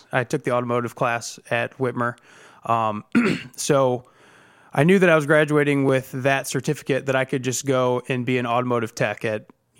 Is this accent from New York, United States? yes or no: no; Toledo, Ohio, United States; I grew up in West Toledo, Washington local schools my entire life, and really have lived in this area